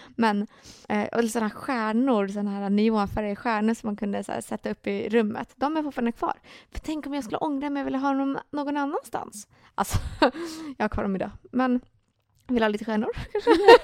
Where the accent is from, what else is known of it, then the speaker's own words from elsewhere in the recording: Finland; jag är ju finne